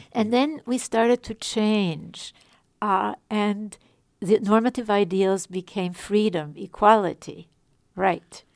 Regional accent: Vienna, Austria; moved away; I was born in Vienna, in Europe

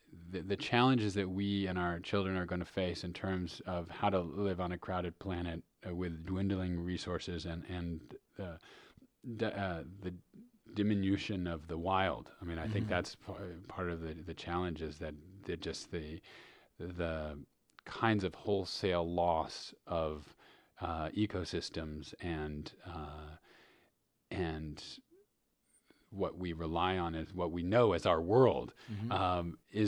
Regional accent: New York City, New York, United States; When I was growing up in New York City, I grew up in Manhattan

